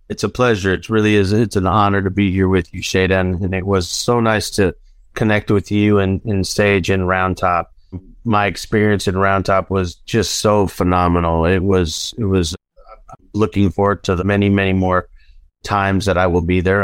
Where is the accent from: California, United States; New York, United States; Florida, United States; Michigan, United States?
California, United States; Los Angeles; also born or lived in Denver; now in Nashville, United States; I grew up in North Hollywood, California.